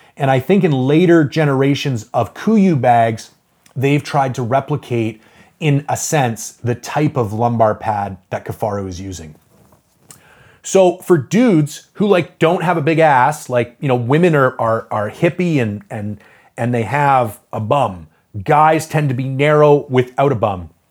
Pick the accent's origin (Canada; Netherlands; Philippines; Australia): Canada; I'm a Canadian